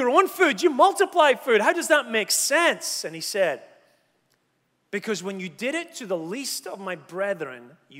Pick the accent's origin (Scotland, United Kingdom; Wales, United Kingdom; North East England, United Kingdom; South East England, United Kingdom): Scotland, United Kingdom; I come from Scotland